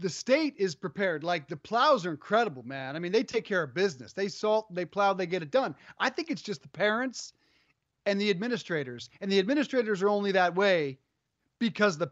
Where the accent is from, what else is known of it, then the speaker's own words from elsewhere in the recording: Colorado, United States; now in Connecticut, United States; when I grew up in Colorado, it took a foot, no joke, a foot of snow to cancel school